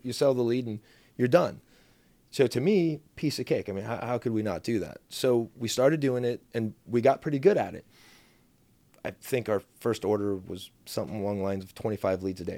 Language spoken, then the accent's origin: English; Mission Viejo, California, United States; I grew up in South Orange County